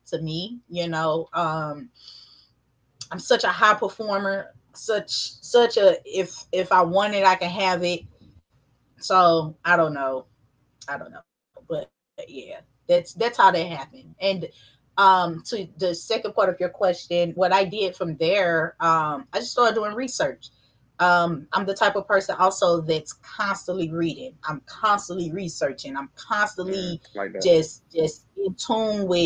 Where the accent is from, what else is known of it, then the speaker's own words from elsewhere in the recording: St. Louis, Missouri, United States; I'm from St. Louis, so we got